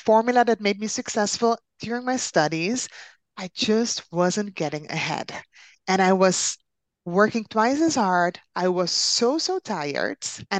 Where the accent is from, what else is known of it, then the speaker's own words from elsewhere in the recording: Netherlands; also born or lived in Caribbean; I am from the Netherlands, but originally I'm from the Caribbean. So actually, I'm an island girl by soul, and I've been living in the Netherlands for 20 years